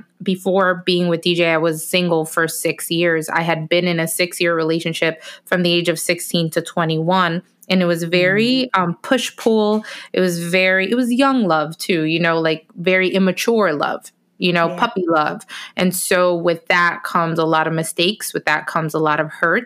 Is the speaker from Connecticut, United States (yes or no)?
yes; Bridgeport, Connecticut, United States; also born or lived in Orlando; I finally made it back to my hometown of Bridgeport, Connecticut